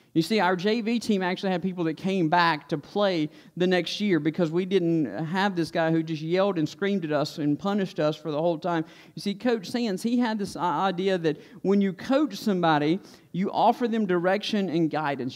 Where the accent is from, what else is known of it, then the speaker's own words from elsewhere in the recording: Stokes County, North Carolina, United States; when I was a kid, I was like most other kids growing up in Stokes County